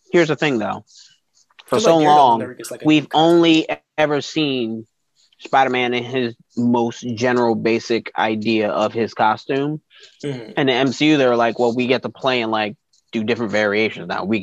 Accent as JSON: {"language": "English", "region": "New York", "country": "United States", "tie": "born or raised there", "said": "I grew up in New York."}